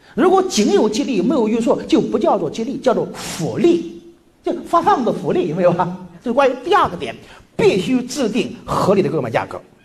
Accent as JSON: {"language": "Chinese", "country": "China", "said": "我们中国人女性"}